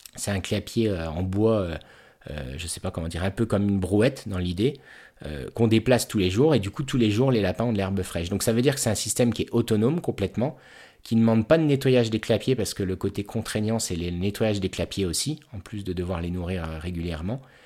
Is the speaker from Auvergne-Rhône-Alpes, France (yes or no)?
no; Haute-Marne, Grand Est, France; je suis originaire de Haute-Marne